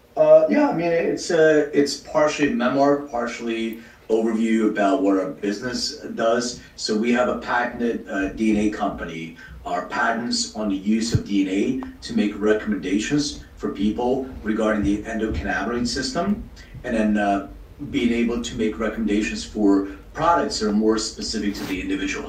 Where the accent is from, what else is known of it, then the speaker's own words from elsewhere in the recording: Philadelphia, Pennsylvania, United States; now in Los Angeles, United States; I'm from Philly. I live in LA now